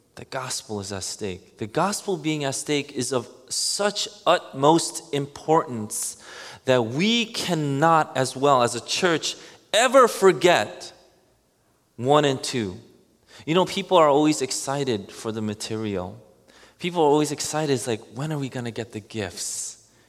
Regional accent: New York City, New York, United States; growing up in Queens

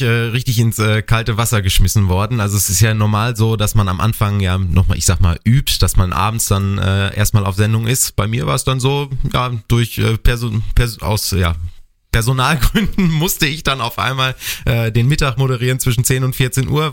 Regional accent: North Rhine-Westphalia, Germany; moved away as an adult; now in Bad Kreuznach, Germany; bei uns in Ostwestfalen

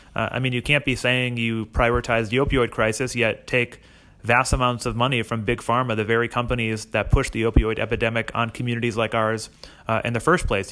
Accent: Holyoke, Massachusetts, United States; growing up in Holyoke

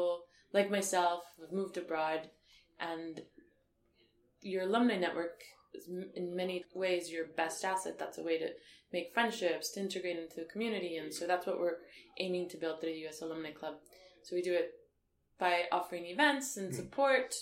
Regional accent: El Paso, Texas, United States; moved away as an adult; also born or lived in Washington, D.C.; now in London, United Kingdom; I grew up in Texas in El Paso, which is a border town in the south of the U.S.

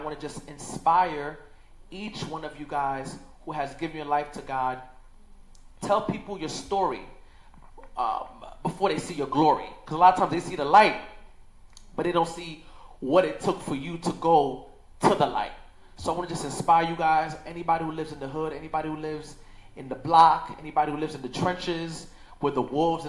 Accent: New York City, New York, United States; I was born and raised in Crown Heights, Brooklyn

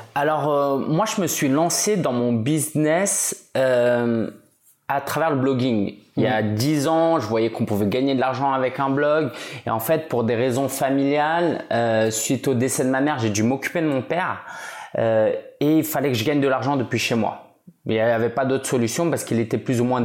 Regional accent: France; je suis français d'origine chinoise

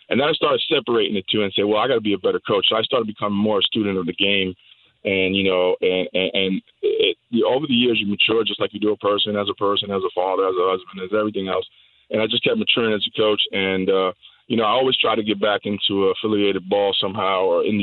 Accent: New York, United States; moved away as an adult; now in Florida, United States; I actually grew up and born and raised in New York

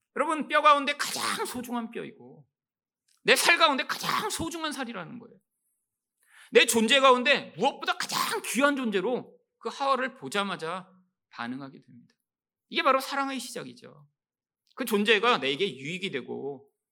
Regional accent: South Korea; 한국에서 태어나서

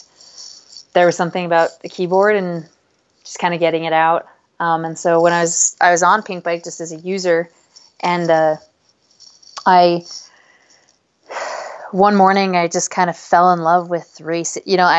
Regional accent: Payson, Utah, United States; I grew up in Utah And I had mountain bikes all through my childhood. You know, like we didn't call it mountain biking, but I grew up at the base of Mount Nebo, right below the Nebo Loop in Payson.

